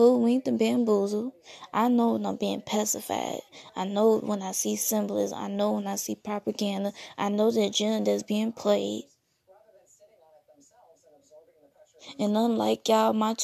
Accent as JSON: {"language": "English", "country": "United States", "said": "I'm African American."}